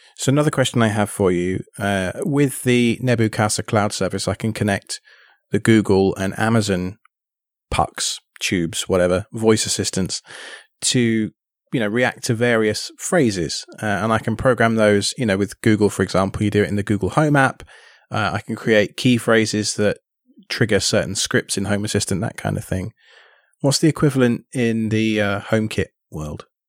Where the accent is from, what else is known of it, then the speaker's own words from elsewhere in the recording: United Kingdom; now in United States; living in the States and being British